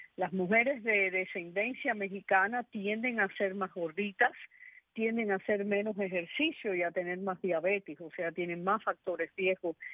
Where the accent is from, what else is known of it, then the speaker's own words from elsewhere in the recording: Cuba; first language Spanish; moved away; also born or lived in Bronx, New York, United States; siendo yo soy cubana siendo cubana